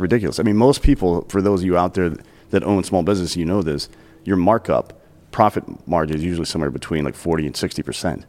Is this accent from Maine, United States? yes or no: no; South Carolina, United States; moved away; I grew up in South Carolina